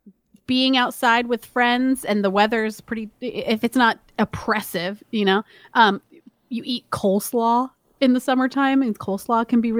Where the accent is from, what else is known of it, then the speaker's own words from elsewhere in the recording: Miami, Florida, United States; You know, like I grew up in Miami and blah, blah.